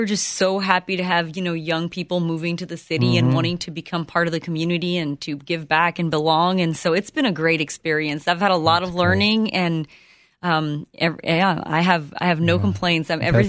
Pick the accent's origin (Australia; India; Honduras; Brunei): Honduras; also born or lived in Ohio, United States; now in United States; I'm not. I'm originally from Honduras. Mm-hmm. I was born and raised there.